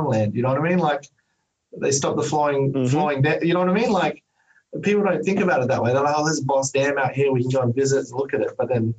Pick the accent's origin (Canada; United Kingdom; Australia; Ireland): Australia; Like as an Australian, like I was like, oh, no, I'm a black fella.